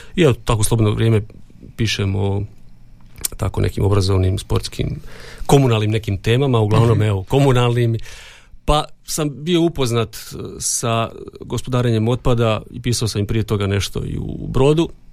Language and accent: Croatian; Donji Andrijevci, Brod-Posavina County, Croatia; moved away as an adult; also born or lived in Zagreb; now in Đakovo, Croatia; ja sam inače iz Donjih Andrijevaca